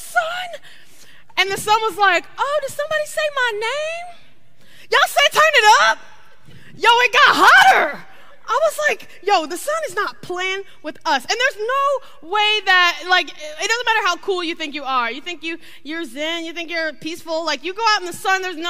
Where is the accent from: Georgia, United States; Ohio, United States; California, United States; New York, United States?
Ohio, United States; now in Florida, United States; I'm from Ohio